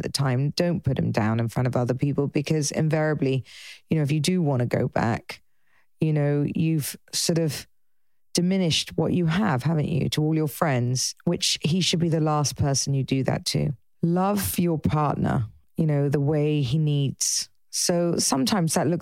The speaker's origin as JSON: {"language": "English", "region": "England", "country": "United Kingdom", "said": "being English"}